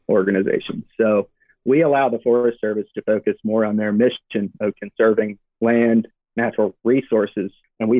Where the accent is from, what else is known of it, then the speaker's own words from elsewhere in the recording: Birmingham, Alabama, United States; moved away as an adult; originally I'm from Birmingham, Alabama, and you know, grew up in a family that took fishing and hiking very seriously